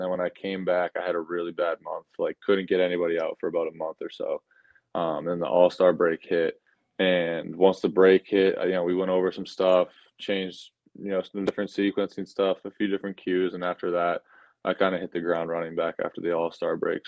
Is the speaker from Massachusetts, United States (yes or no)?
yes; Sutton, Massachusetts, United States; moved away as an adult; also born or lived in Maryland / Nashville; I grew up in Massachusetts. I'm from Sutton, a smaller town right outside of Worcester, Massachusetts